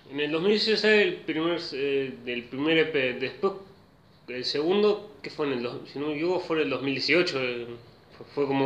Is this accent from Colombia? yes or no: no; Rosario, Santa Fe, Argentina; yo soy de Rosario